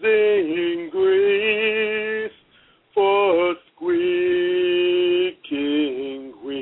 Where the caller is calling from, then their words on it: Seattle, Washington, United States; I'm calling from Seattle.